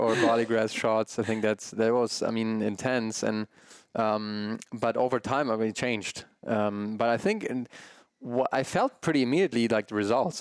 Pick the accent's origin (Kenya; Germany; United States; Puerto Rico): Germany; my parents coming from Germany, growing up in Germany, um, a big meat household